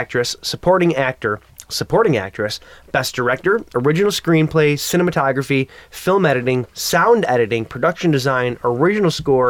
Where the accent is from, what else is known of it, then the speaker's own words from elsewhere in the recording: United States; I'm American